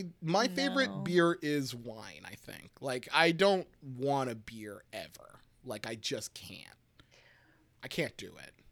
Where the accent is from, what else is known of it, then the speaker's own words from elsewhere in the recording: Pottsville, Pennsylvania, United States; I grew up in Pottsville